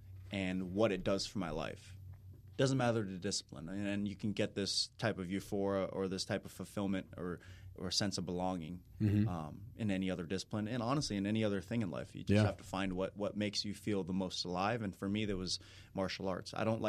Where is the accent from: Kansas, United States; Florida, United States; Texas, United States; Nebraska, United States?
Florida, United States; Tampa; I grew up in Tampa, Florida. I went to Lakeland for high school, Southeastern University, private Christian college.